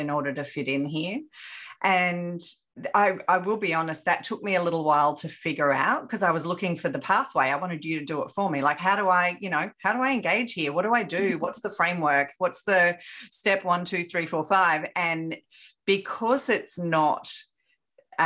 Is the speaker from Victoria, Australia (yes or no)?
no; Sydney, New South Wales, Australia; moved away as an adult; now in Brisbane, Australia; on the North Shore